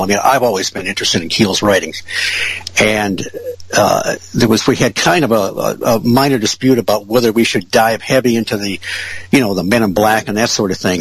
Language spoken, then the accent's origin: English; Ferndale, Michigan, United States; now in Marshall, United States; I grew up in Ferndale and, uh, you know, went to school there